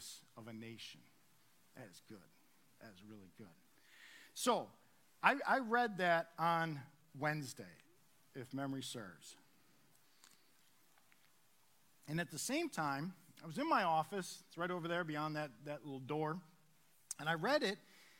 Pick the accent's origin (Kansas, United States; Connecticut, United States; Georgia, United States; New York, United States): New York, United States; now in Harrisburg, United States; I'm from New York